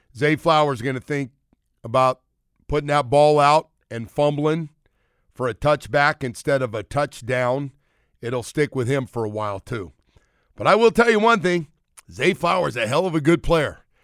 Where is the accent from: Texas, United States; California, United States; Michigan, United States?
California, United States; Bay Area; I grew up in the Bay Area and a Golden State fan